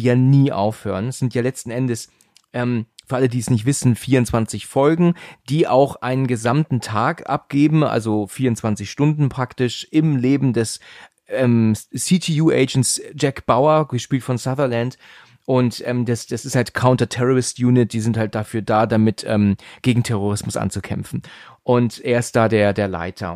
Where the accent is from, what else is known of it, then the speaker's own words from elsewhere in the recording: Germany; uns als Deutsche